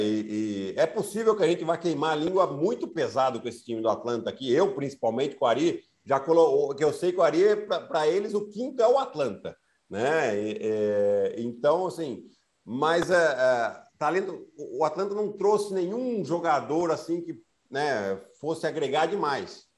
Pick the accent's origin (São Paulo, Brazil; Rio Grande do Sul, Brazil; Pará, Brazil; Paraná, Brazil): São Paulo, Brazil; Piracicaba; accent: Piracicaba (caipira r); que eu vim de Piracicaba